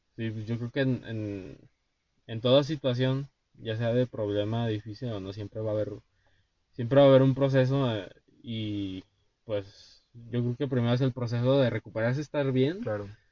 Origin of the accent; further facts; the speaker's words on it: Durango, Mexico; nosotros somos de Durango. Yo vivo en Durango